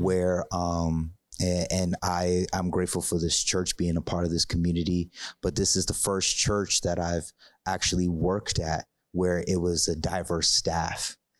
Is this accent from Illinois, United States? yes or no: no; Hartford, Connecticut, United States; I grew up in Hartford, Connecticut